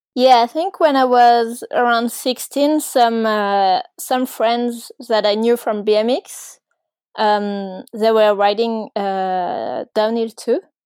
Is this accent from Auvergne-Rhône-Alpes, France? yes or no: yes; Ardèche, Auvergne-Rhône-Alpes, France; I grew up in Ardèche, which is, uh, kind of south of France, but not too south